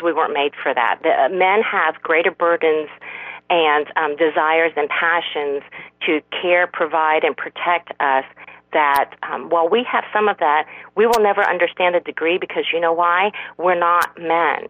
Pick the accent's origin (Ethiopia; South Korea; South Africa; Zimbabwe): South Korea; I'm, I'm from South Korea